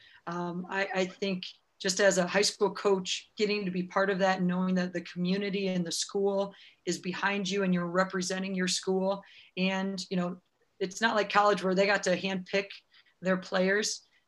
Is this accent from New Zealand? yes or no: no; Owine, Iowa, United States; So Owine, my hometown